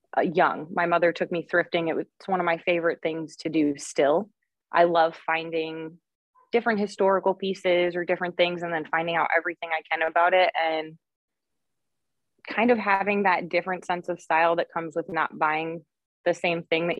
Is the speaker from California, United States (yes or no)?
no; New York, United States; I'm from New York, as you had said before, living up in Rochester right now